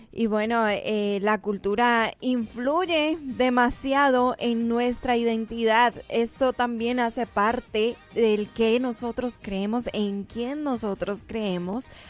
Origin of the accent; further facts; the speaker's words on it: Colombia; es el país donde yo nací, en donde yo crecí, donde eh, Dios dispuso y donde a Él le plujo que yo naciera.